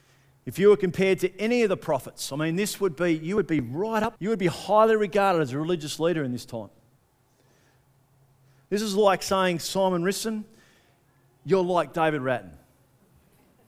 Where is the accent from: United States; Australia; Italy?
Australia; Being good Australian people, we'd want to knock the tall poppy off a little bit quicker, wouldn't we?